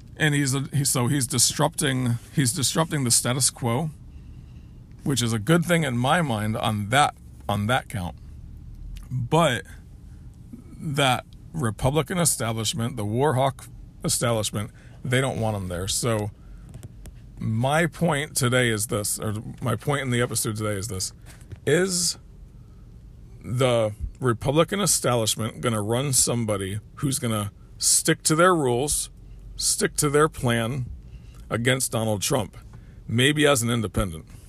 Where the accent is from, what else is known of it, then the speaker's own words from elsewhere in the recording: United States; We're the American people